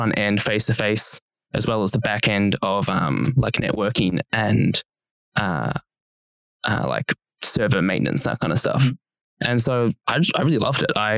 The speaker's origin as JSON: {"language": "English", "town": "Wangaratta", "region": "Victoria", "country": "Australia", "tie": "born or raised there", "moved": "as an adult", "lives_now": "Melbourne, Australia", "said": "there's actually more students at Uni Melbourne than there are people who live in my hometown."}